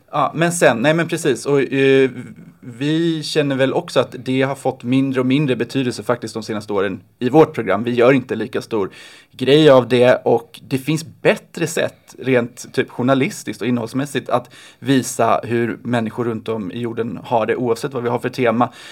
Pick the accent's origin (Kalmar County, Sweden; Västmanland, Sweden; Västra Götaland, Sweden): Kalmar County, Sweden; Oskarshamn; Jag älskar mina hemtrakter.